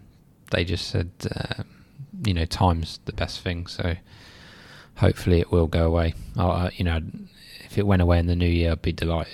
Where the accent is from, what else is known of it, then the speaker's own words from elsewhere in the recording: South East England, United Kingdom; now in Leicester, United Kingdom; I'm originally from Surrey. I'm a Chelsea fan, but I sort of support Leicester as well because I've been there so long.